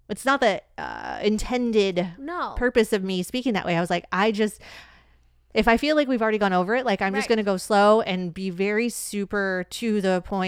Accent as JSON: {"language": "English", "region": "Michigan", "country": "United States", "said": "But, like, upon re-entering dating, when people find out I'm from Michigan, they often, they go, oh, Michigan. Like, I don't hear a lot of that Midwest accent in you."}